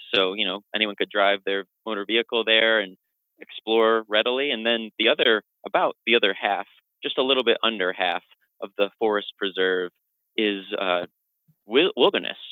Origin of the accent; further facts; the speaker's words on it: Old Forge, New York, United States; also born or lived in Rochester, New York; I grew up in Old Forge, New York. My parents still live there.